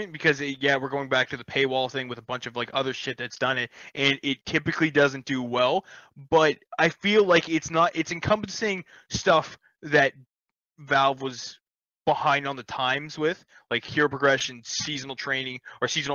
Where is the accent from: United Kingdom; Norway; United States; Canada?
Canada; I'm Canadian